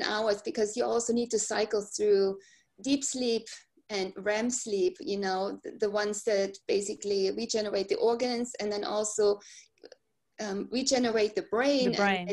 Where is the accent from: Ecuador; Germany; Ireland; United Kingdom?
Germany; moved away as an adult; I grew up in Germany, right? And I came here and I raised my kids in this country